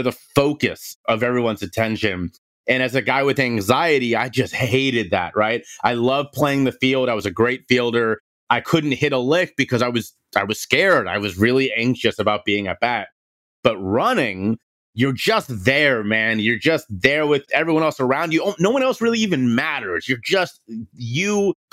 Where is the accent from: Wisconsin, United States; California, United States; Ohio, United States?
Ohio, United States; Cincinnati; moved away; I'm from Cincinnati, Ohio. I grew up in a very athletic family